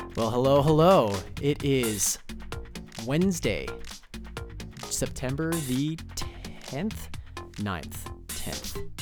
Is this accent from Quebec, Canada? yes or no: no; Altona, Manitoba, Canada; I'm from Altona, Manitoba